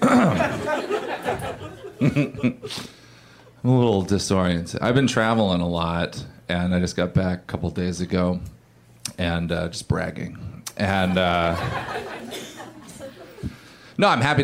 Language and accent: English; Oregon, United States; I grew up in Oregon